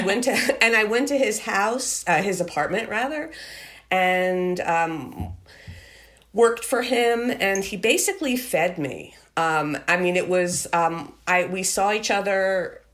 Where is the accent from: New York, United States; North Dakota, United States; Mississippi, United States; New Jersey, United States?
New York, United States; Merrick; I grew up in Merrick